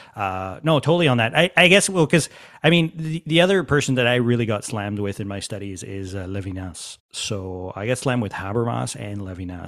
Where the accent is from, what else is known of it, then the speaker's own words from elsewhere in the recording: Quebec, Canada; I'm from Quebec